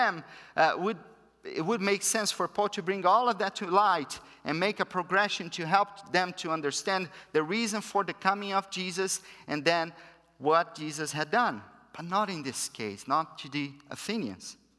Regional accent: Brazil; first language Portuguese; English is a second language; moved away; I'm from Brazil

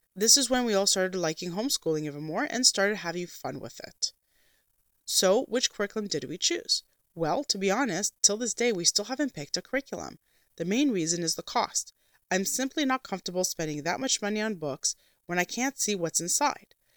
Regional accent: Canada; as a Canadian Christian Orthodox homeschooling mother that also works

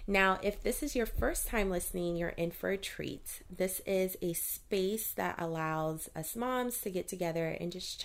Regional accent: Central Florida, United States; also born or lived in Baton Rouge, Louisiana; I grew up in Central Florida

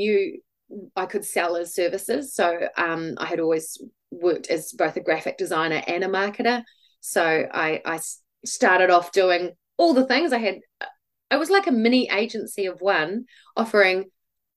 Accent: Christchurch, Canterbury, New Zealand; also born or lived in Dunedin; I live in Christchurch. I grew up in Christchurch

